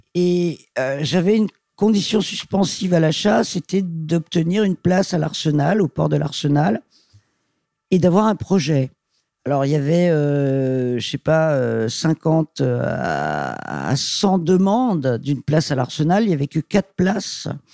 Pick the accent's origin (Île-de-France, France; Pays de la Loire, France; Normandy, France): Île-de-France, France; Paris; je suis parisienne, je suis née à Paris